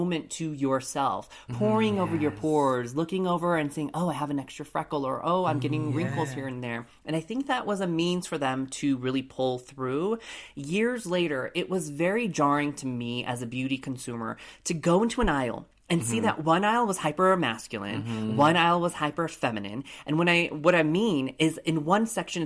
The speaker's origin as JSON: {"language": "English", "town": "Colorado Springs", "region": "Colorado", "country": "United States", "tie": "born or raised there", "said": "Growing up in Colorado Springs, Colorado, I was the only lone Asian person growing up in my school"}